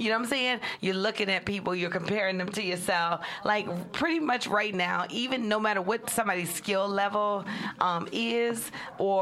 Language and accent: English; New York, United States; now in Los Angeles, United States; we're all from New York.